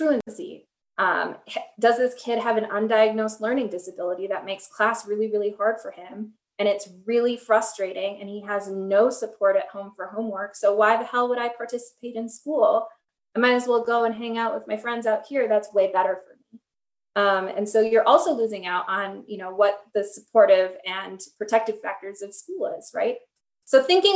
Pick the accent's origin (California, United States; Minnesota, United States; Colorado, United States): Minnesota, United States; Minneapolis; I come from Minneapolis